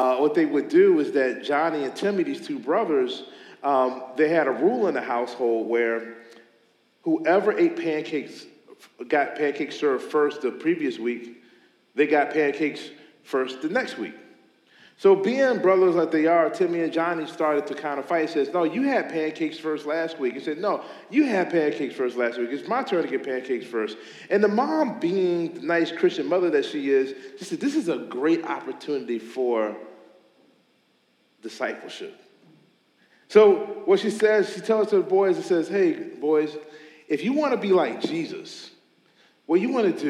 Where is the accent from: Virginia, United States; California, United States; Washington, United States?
Virginia, United States; Meadowbrook area; I grew up in the Meadowbrook area, so I'm really familiar with, I graduated from Meadowbrook in 1999.